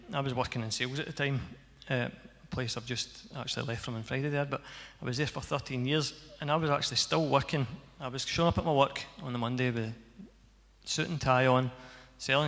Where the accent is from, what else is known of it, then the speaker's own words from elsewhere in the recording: Cumnock, Scotland, United Kingdom; I came from Cumnock.